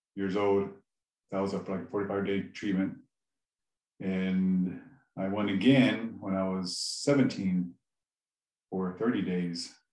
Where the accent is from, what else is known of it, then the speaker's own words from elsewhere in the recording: Lame Deer, Montana, United States; I grew up in Lame Deer, Montana, I'm uh, Northern Cheyenne